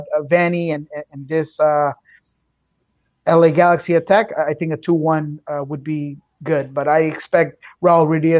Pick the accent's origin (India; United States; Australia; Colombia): Colombia; Bogota; moved away; because I'm from Bogota.